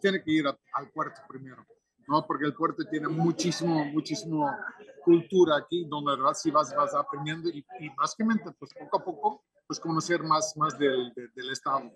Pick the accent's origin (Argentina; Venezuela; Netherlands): Netherlands; now in Veracruz, Mexico; Yo como holandés